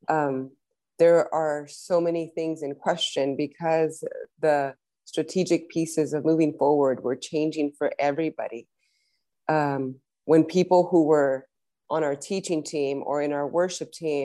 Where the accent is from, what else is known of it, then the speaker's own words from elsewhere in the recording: Los Angeles, California, United States; both of us, born and raised in LA.